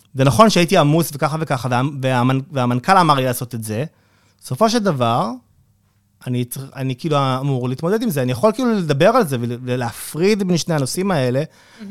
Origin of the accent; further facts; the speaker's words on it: Israel; אנחנו ישראלים